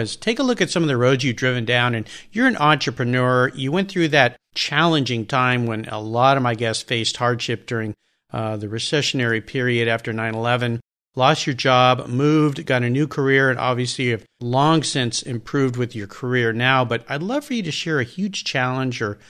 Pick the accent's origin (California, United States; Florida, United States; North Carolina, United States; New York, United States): California, United States; San Diego; now in Gig Harbor, United States; I grew up in San Diego